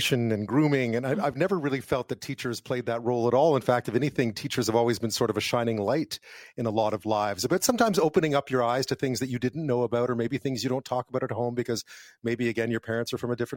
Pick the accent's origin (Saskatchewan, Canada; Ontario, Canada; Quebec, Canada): Quebec, Canada; Montreal; I grew up in Montreal in the 70s